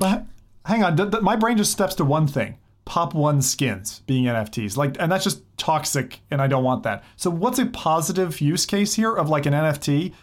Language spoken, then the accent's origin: English; United States; I'm American